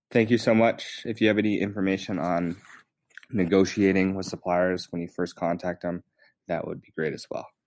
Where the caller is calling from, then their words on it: Jackson, Wyoming, United States; I'm tuning in from Jackson, Wyoming.